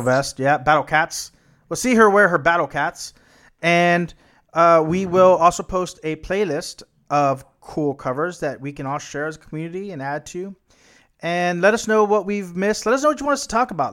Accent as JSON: {"language": "English", "country": "United States", "said": "as an American"}